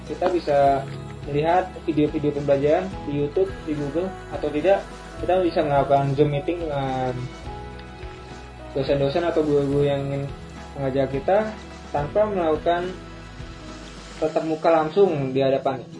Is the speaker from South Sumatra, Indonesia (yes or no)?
yes; Palembang, South Sumatra, Indonesia; now in Jakarta, Indonesia; Saya berasal dari Palembang dan bertempat tinggal di Jakarta.